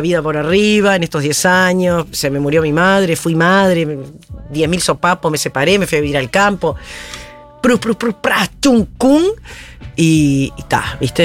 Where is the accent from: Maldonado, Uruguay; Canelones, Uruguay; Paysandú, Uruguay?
Paysandú, Uruguay; moved away as an adult; also born or lived in Montevideo, Uruguay; now in Argentina; Yo soy del litoral, frente a Colón, Entre Ríos. Mi padre ingeniero agrónomo, por lo tanto iba mucho al campo. Viví en una época en, un campo que, estancia que trabajaba mi viejo